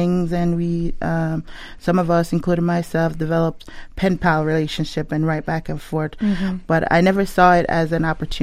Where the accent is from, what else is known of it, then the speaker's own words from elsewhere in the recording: Jamaica; now in United States; growing up in Jamaica, it was very hard